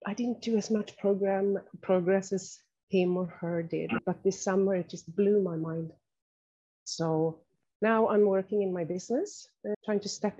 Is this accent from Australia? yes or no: no; Sweden; moved away as an adult; now in Norway; I'm from Sweden, but I have been living in Norway for the last 22 years.